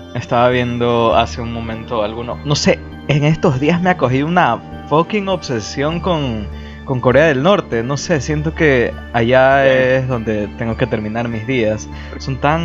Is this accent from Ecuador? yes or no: yes; Ecuador